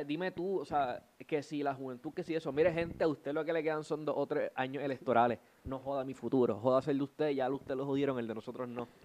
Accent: Puerto Rico; siendo puertorriqueños

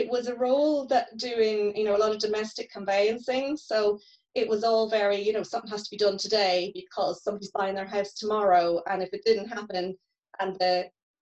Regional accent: Northern Ireland, United Kingdom; moved away as an adult; also born or lived in Dublin; as you can probably tell from my accent, I'm from the north

